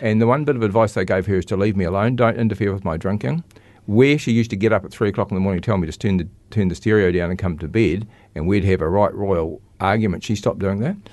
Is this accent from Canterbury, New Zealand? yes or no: yes; Christchurch, Canterbury, New Zealand; also born or lived in Cust, North Canterbury; I grew up in Linwood and Christchurch